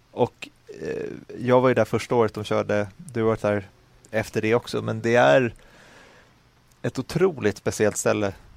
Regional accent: Sweden; also born or lived in Stockholm; jag är lycklig som svensk

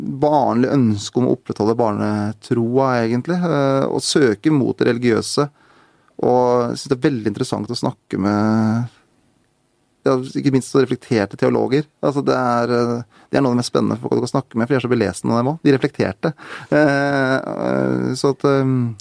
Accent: Ilseng, Innlandet, Norway; Der jeg vokste opp, da på Ildseng, der jeg var mest kjent for et sånn promillefengsel

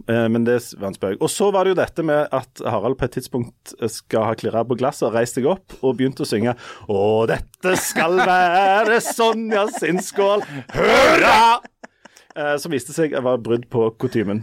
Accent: Hommersåk, Rogaland, Norway; på bedehuset på Hommersåk, der jeg vokste opp

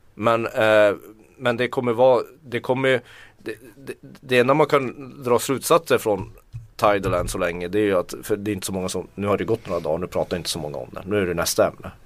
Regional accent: Tornedalen, Norrbotten County, Sweden; Jag kommer från Tornedalen.

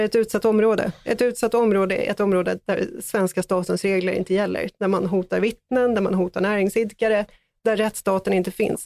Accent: Stockholm, Stockholm County, Sweden; Jag är själv född i Farsta

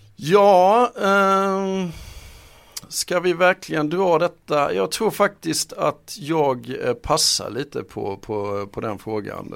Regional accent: Halmstad, Halland County, Sweden; jag kommer från Halmstad

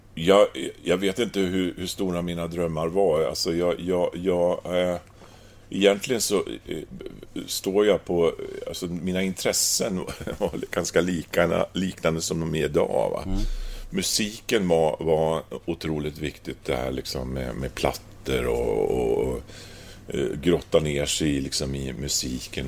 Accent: Östersund, Jämtland, Sweden; moved away as an adult; now in Gävle, Sweden; jag är från Östersund, uh, liten småstad

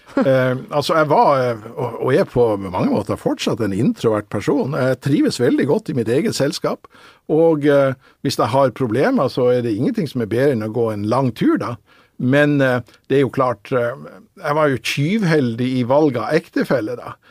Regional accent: Northern Norway, Norway; jeg er jo nordlending

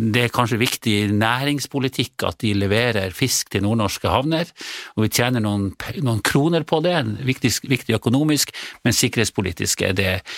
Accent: Senja, Troms, Norway; accent: senjaværing; now in Tromsø, Norway; jeg er fra Senja opprinnelig

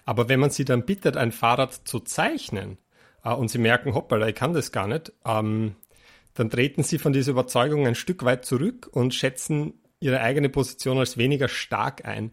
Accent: Austria

